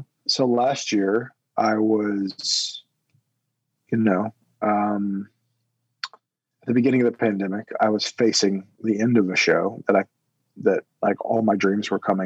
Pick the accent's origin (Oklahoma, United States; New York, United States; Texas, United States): Oklahoma, United States; I am a native from Oklahoma